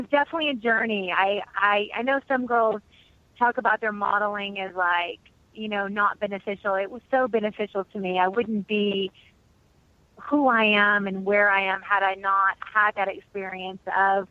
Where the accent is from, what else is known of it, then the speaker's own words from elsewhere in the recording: Murray, Kentucky, United States; moved away as an adult; also born or lived in London / Paris / New York; I'm from Murray, Kentucky, which is a town of like 8,000 people. I went to college. I graduated from high school